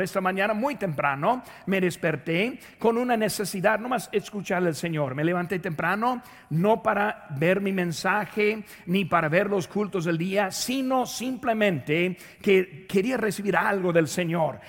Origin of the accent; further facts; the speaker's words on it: Indiana, United States; moved away; De donde yo nací, ahí en Indiana